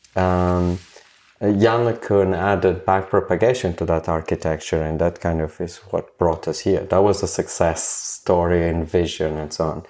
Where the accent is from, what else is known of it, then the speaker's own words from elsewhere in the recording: South Africa; moved away as an adult; also born or lived in Cambridge; I went back to South Africa